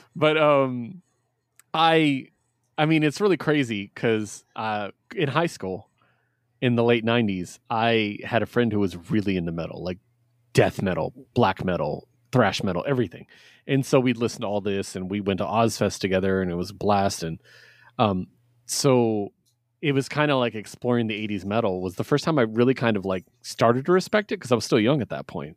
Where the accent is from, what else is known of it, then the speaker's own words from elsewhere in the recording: West Coast, United States; I'm from the West Coast